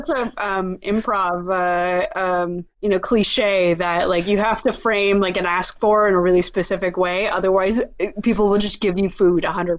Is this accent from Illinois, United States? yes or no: yes; Chicago, Illinois, United States; I grew up in the north side of Chicago